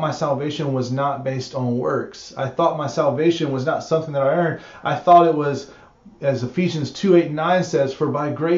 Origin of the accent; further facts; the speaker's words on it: United States; we as American modern Christians